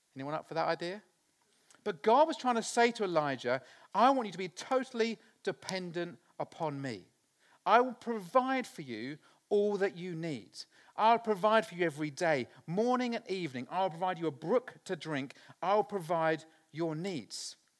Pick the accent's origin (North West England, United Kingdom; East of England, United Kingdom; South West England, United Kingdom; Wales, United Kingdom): East of England, United Kingdom; Littleport; I was born in Littleport in Cambridgeshire, a very small village on the side of the River Ouse